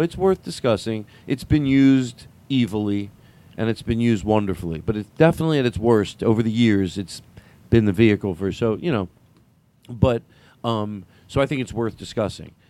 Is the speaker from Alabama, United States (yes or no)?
no; Boston, Massachusetts, United States; I'm from Boston.